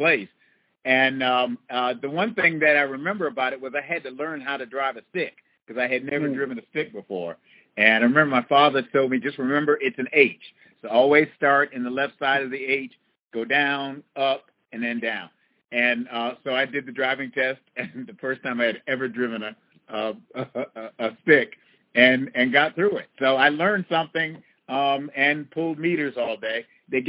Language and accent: English; Buffalo, New York, United States; also born or lived in North Carolina; I grew up in Buffalo, New York, and spent all of my winters there.